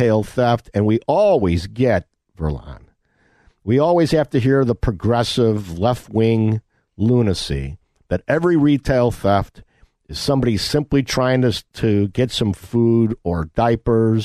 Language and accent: English; Elmhurst, Illinois, United States; my hometown of Elmhurst